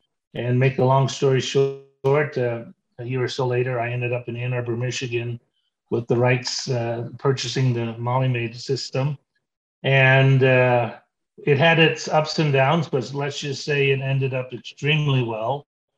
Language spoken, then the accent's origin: English; British Virgin Islands; also born or lived in Toronto, Canada; Well, I grew up in the Caribbean. My parents were missionaries, so I had an idyllic upbringing. We lived on the island of Tortola and just had this great upbringing.